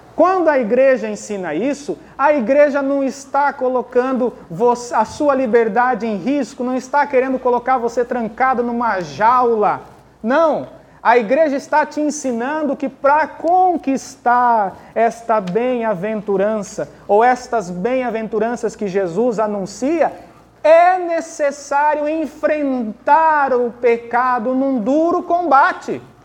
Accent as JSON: {"language": "Portuguese", "country": "Brazil", "tie": "born or raised there", "said": "eu sou brasileiro, nascido da terra de Santa Cruz"}